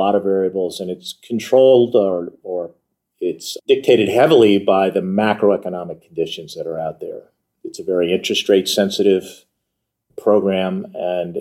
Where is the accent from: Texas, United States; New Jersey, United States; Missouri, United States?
New Jersey, United States; Montclair; moved away as an adult; also born or lived in Ohio; now in Washington, D.C. area, United States; I was born in Ohio. I like to tell people I'm from Montclair, New Jersey, because that's where I went to high school